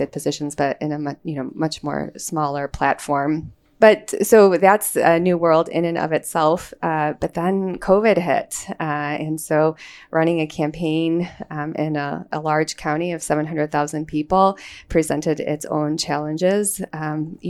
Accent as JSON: {"language": "English", "town": "Chicago", "region": "Illinois", "country": "United States", "tie": "born or raised there", "lives_now": "Libertyville, United States", "said": "So Chicago is my hometown"}